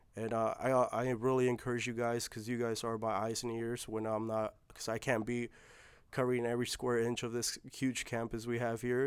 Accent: California, United States; I was born in California

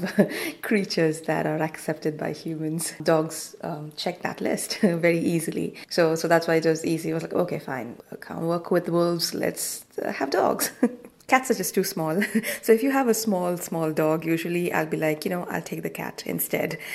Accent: Goa, India; moved away as an adult; I am from Goa, so it's one of the mining areas in India

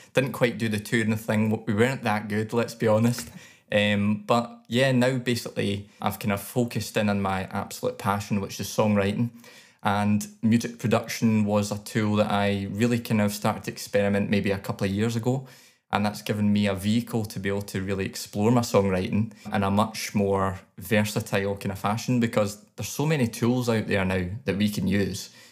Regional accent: Scotland, United Kingdom

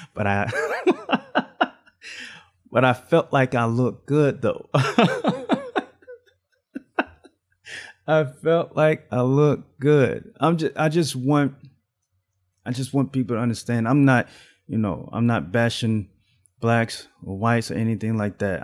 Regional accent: Alabama, United States; I grew up in the South. I was raised in Alabama.

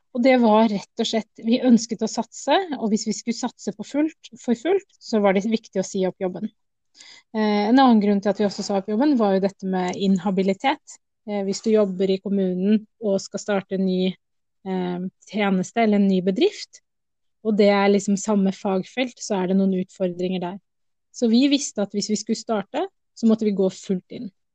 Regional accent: Oslo, Norway; Jeg er norsk-somalier, men født i Oslo

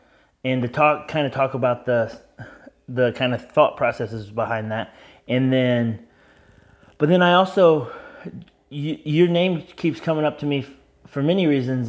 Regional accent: Elwood, Indiana, United States; a small town like my hometown of Elwood, Indiana

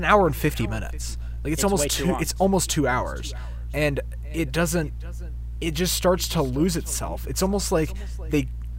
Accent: Alabama, United States; I'm from Alabama

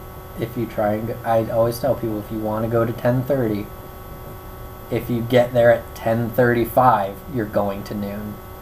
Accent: Florida, United States; I was born and raised in Florida, never left, never lived anywhere else.

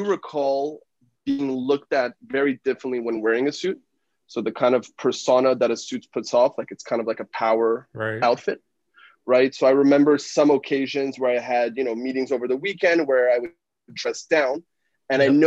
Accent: Canada; moved away as an adult; now in Shanghai, China; So I moved from Canada. I'm originally Canadian

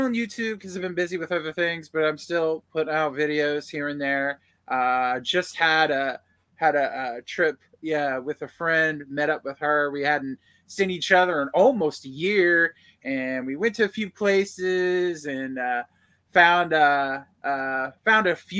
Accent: United States; I'm an American

